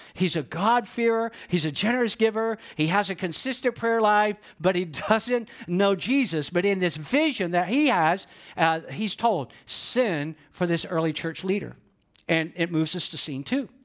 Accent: Georgia, United States; I know I'm from Georgia

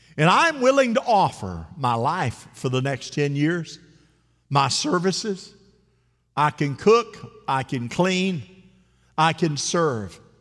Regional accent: Central Florida, United States; The mousetrap

